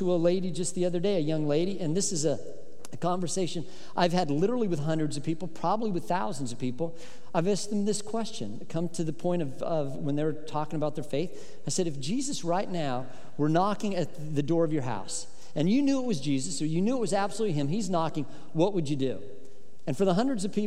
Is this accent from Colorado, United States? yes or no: yes; Colorado, United States; when I was growing up in Colorado, and I loved the summers in Colorado